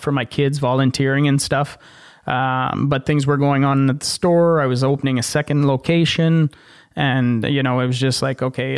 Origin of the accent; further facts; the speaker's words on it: Ottawa, Ontario, Canada; moved away as an adult; now in Casselman, Canada; I grew up in Ottawa and Vanier.